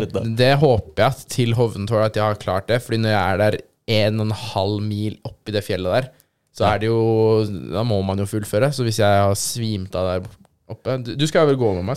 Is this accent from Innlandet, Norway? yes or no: no; Aurskog, Akershus, Norway; moved away; jeg er jo fra Aurskog, egentlig. Aurskog-Høland kommune.